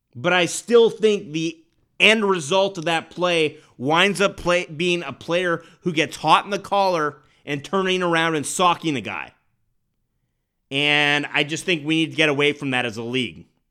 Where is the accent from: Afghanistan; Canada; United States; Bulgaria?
Canada; Winnipeg, Manitoba; moved away; growing up in Winnipeg, every recess soccer game in grade school ended in a brawl